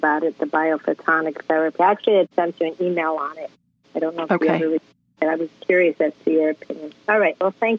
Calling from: Sunrise, Florida, United States; I'm from Sunrise, Florida.

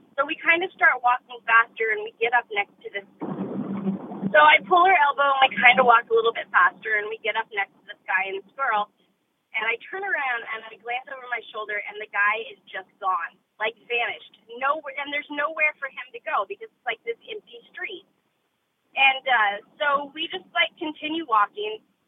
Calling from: Oregon, United States; I'm from Oregon.

